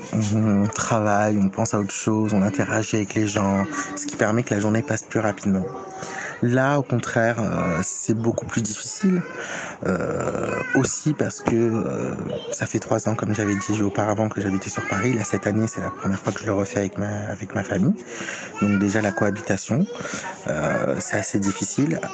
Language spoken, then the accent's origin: French; Morocco; je suis marocain, je suis marocain